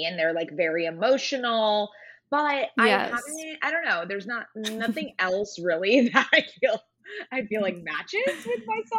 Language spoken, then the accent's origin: English; San Diego, California, United States; now in Los Angeles, United States; I am from San Diego, but I currently live in Los Angeles, so very much a Southern California girly.